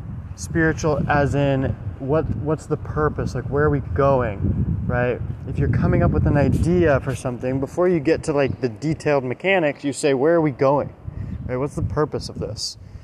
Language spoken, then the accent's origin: English; Alabama, United States; born there; So I was born in Alabama, and we moved all over the place. And I've lived in like 10, 12, 14 different states, something like that.